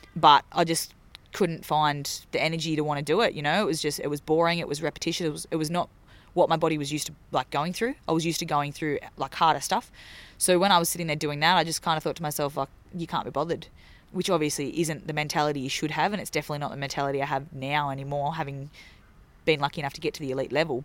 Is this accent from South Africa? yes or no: no; Laurieton, New South Wales, Australia; my hometown of, um, of Lorriten, which is near Port Macquarie, New South Wales.